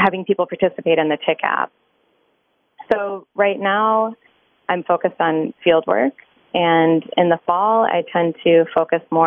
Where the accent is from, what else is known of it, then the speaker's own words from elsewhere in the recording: Michigan, United States; now in New York City, United States; I grew up in Michigan